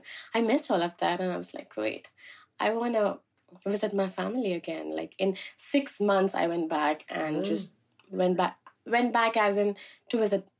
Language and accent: English; New Delhi, Delhi, India; moved away as an adult; also born or lived in Buffalo, United States / New York, United States; now in United States; My parents are from a southern state in India called Kerala, but I was raised in New Delhi